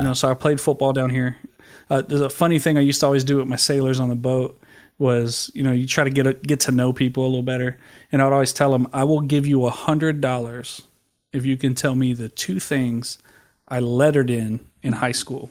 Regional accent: San Antonio, Texas, United States; I was born in San Antonio, Texas.

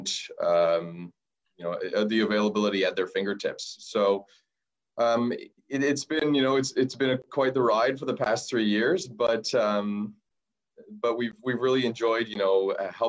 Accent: Vernon, British Columbia, Canada; moved away as an adult; now in Victoria, Canada; I'm actually from Vernon myself, so I'm pretty familiar with the area

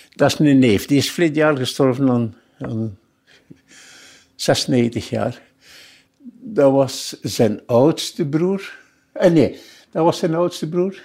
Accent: Ghent, Flanders, Belgium; Ik ben op Meulensteen geboren.

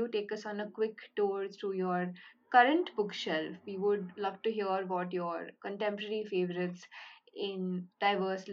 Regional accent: Pune, Maharashtra, India; first language Bengali; English is a second language; I'm from Pune. I was born and raised here

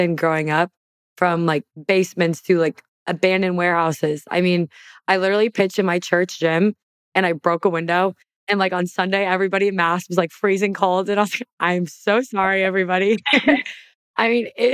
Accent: Wisconsin, United States; moved away as an adult; a big part of my story is growing up in Wisconsin

